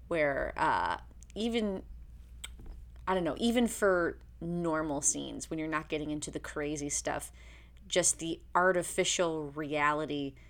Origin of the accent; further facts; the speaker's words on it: Illinois, United States; moved away; also born or lived in Miami; I grew up in the Midwest, in Illinois.